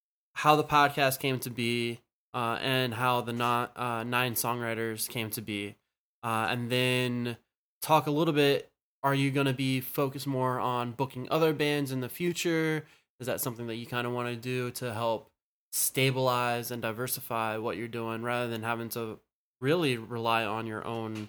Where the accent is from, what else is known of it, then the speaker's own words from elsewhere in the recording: Southern Maryland, United States; I grew up in Southern Maryland